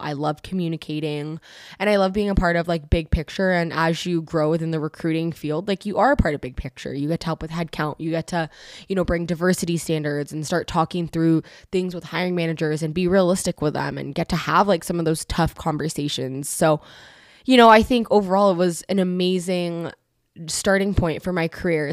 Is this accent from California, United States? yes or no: yes; Bay Area, California, United States; moved away as an adult; I'm originally from the Bay Area and I moved down here specifically to go to school